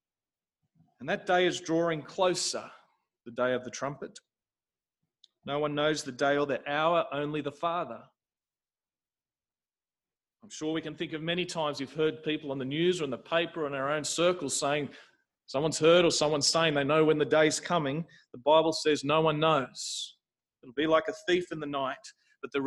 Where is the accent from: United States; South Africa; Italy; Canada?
South Africa; when I was growing up in South Africa